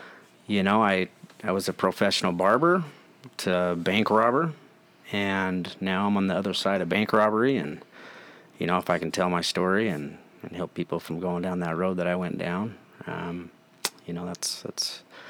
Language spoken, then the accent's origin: English; Ogden, Utah, United States; and... I'm from Ogden, Utah.